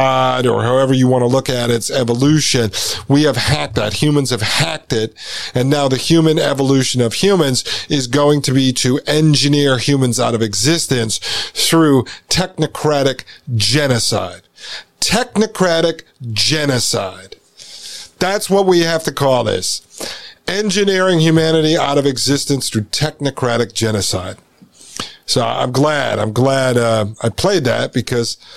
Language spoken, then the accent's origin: English; United States; when we grew up in the United States, I went to, born in 81, right? So I went to school in the 80s and 90s.